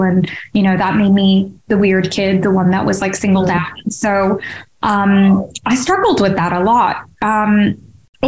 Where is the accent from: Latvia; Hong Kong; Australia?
Hong Kong; now in United Kingdom; Growing up in Hong Kong